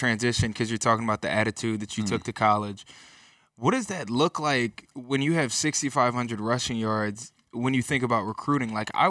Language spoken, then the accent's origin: English; Georgia, United States; I'm from Georgia.